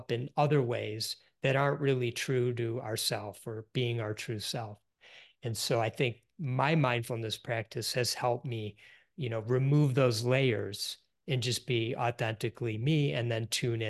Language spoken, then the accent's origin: English; Detroit, Michigan, United States; Yep, I grew up in the Detroit area.